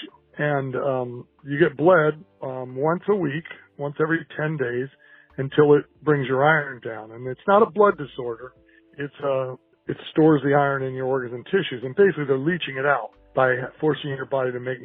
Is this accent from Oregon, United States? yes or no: yes; Portland, Oregon, United States; I'm from Portland, Oregon